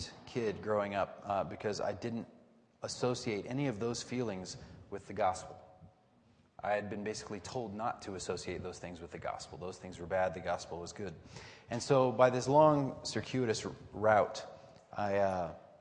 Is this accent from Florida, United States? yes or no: yes; Florida, United States; I was from Florida